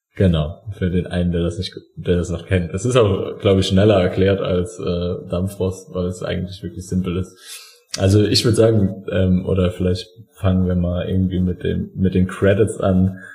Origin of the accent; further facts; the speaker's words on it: Saarland, Germany; als Saarländer